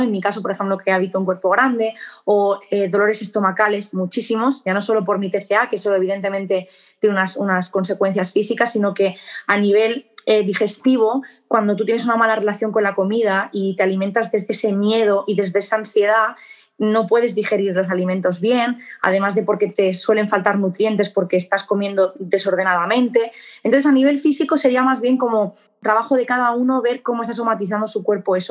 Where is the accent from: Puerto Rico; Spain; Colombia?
Spain; Barcelona, Catalonia; moved away as an adult; now in Murcia, Spain; soy de Barcelona, España